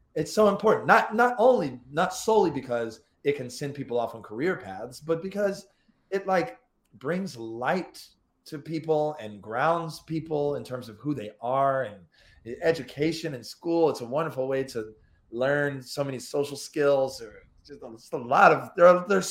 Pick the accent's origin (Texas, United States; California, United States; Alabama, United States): Alabama, United States; Florence; moved away; I'm from Florence, Alabama.